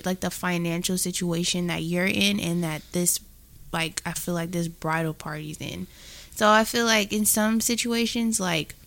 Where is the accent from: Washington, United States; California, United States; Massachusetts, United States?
California, United States; the Bay Area; we're from the Bay